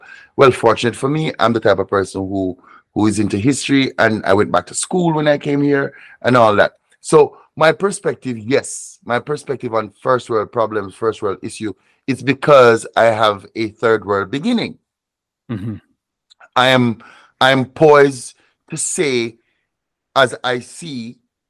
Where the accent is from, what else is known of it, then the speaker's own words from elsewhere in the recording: Jamaica; As a student of Rastafari, as a Jamaican